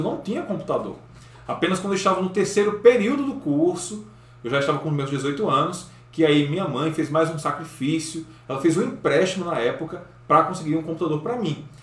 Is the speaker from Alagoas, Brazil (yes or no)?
no; João Pessoa, Paraíba, Brazil; Eu sou natural de João Pessoa, que é a capital do estado da Paraíba